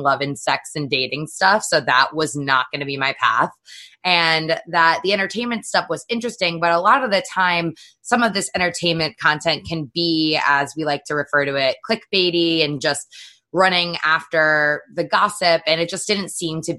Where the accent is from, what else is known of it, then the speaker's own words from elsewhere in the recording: Connecticut, United States; I grew up in Connecticut and went to the University of Connecticut